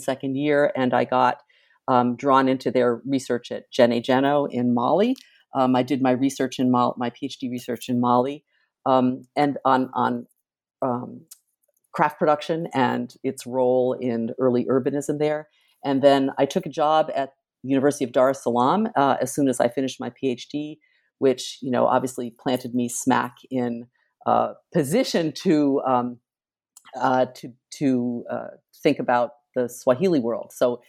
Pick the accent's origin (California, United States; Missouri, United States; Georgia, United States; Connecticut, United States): Connecticut, United States; also born or lived in Massachusetts; I grew up in New England, in Connecticut and Massachusetts. I went to Yale as an undergraduate.